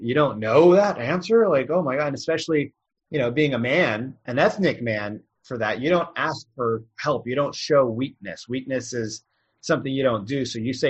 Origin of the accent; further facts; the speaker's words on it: India; I mean, I'm Indian, so I'm really good at math, but your people might not.